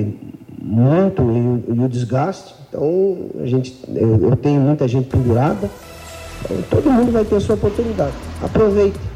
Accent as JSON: {"language": "Portuguese", "region": "Paraná", "country": "Brazil", "said": "eu sou paranaense, eu acho que a cidade e o clube merece voltar aquilo que eu tracei"}